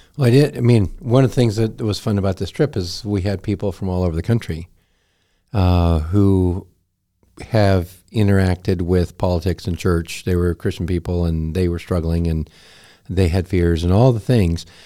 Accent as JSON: {"language": "English", "country": "United States", "said": "I am an American"}